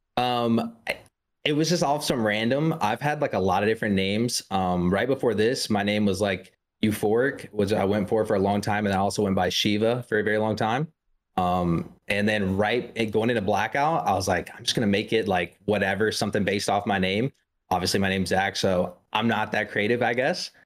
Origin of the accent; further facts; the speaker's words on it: South Carolina, United States; I'm from South Carolina.